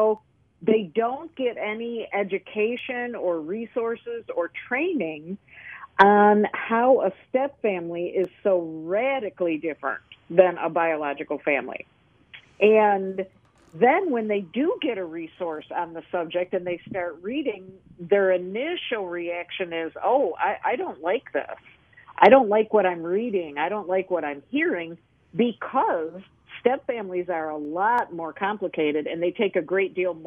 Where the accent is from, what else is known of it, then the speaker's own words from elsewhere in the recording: Lockport, New York, United States; now in the South, United States; I'm originally from Western New York